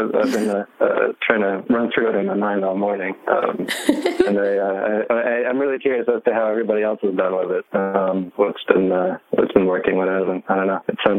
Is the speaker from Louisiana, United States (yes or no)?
no; South Carolina, United States; moved away as an adult; now in Brooklyn, United States; I've been living here for the past 7 years, but I grew up in South Carolina and I came up here for graduate school back in 2010.